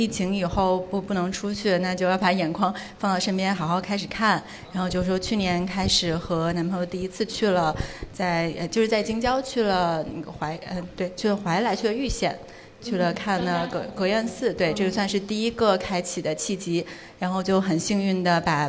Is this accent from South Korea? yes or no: no; Beijing, China; 我从小在北京长大，